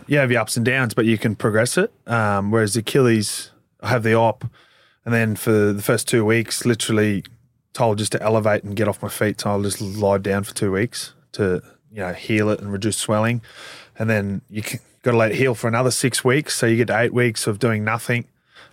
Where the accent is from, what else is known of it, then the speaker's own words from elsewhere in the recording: Queensland, Australia; moved away as an adult; now in Melbourne, Australia; I'm from Queensland, I'm not from Melbourne